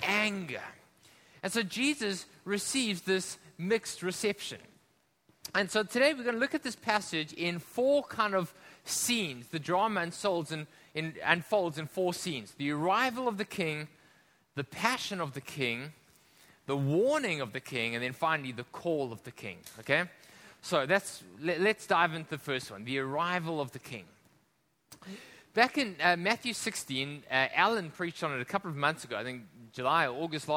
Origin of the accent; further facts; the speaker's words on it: South Africa; now in Hong Kong; we come from South Africa